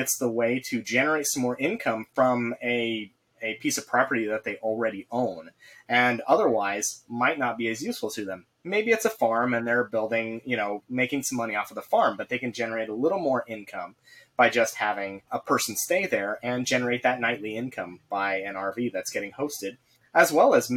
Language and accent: English; Idaho, United States; I'm an Idaho boy. I grew up in Idaho forever and haven't ever actually lived anywhere else.